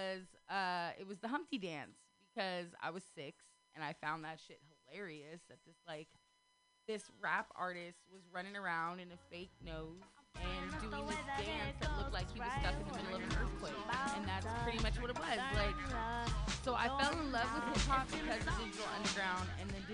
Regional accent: Sacramento, California, United States; now in San Francisco Bay Area, United States; I'm from Sacramento

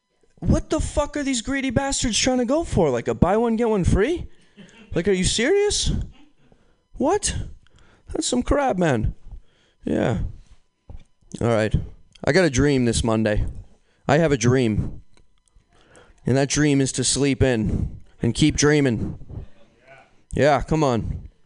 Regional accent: New York, United States; I'm from New York.

